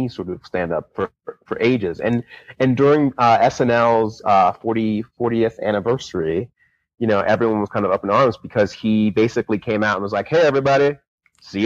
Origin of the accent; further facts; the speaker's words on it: New Jersey, United States; my home state